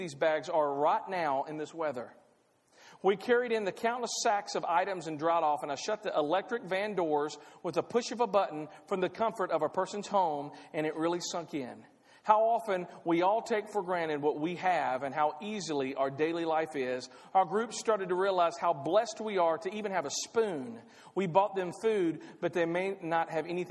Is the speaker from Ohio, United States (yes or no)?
no; Clarksville, Tennessee, United States; I'm from Clarksville